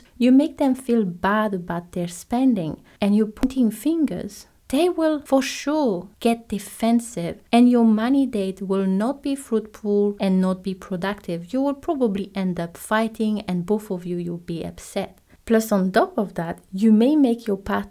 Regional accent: French Polynesia; moved away; I'm from Tahiti.

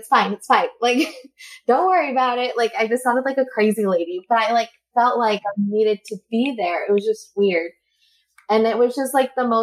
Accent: Costa Rica; now in Utah, United States; I am originally from Costa Rica, but right now I live in Utah

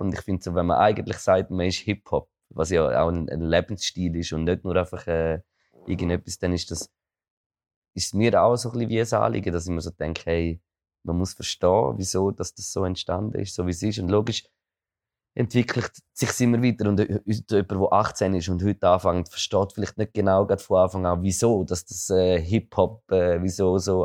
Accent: near Toggenburg / Appenzell, Eastern Switzerland, Switzerland; ich komme noch aus der Ostschweiz, das ist so... Ich bin eigentlich so fast, fast am Fuß von Toggenburg gewohnt oder vom Appenzell

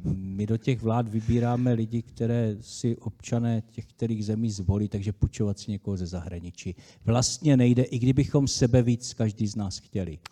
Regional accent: Czechia; jako Češi, český národ, máme dlouhodobou státnost v rámci zemí koruny české

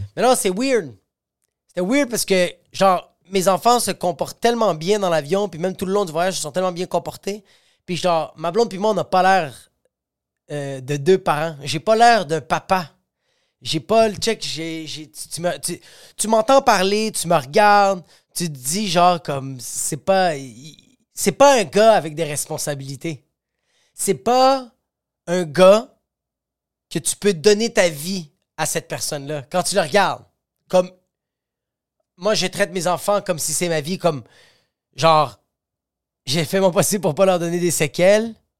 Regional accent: Quebec, Canada; je suis Canadien, Québécois

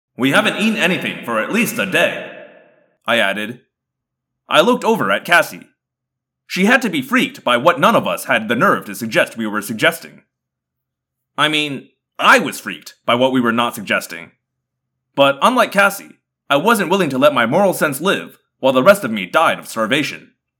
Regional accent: Indiana, United States; now in Southern California, United States; I am originally from Indiana

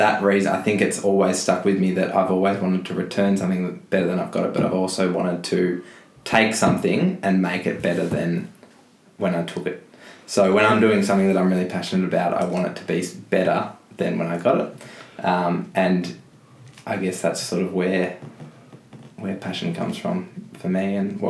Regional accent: Mount Eliza, Victoria, Australia; Mount Eliza.

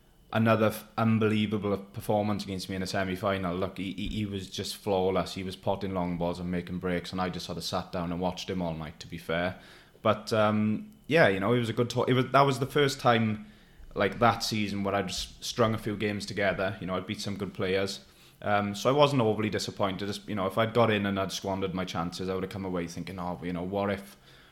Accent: Neath, Wales, United Kingdom; I've got a little room in my hometown in Neath

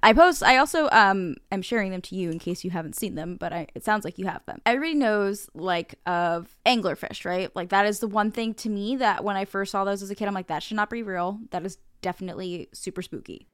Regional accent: New Jersey, United States; I am from New Jersey

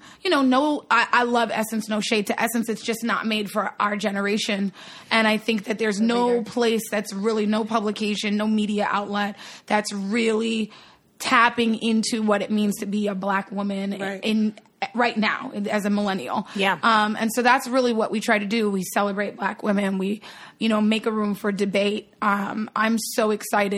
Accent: Long Island, New York, United States; also born or lived in Brooklyn, New York; I grew up in Long Island.

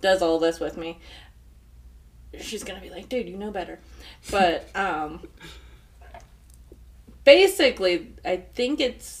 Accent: Colorado, United States; we're from Colorado

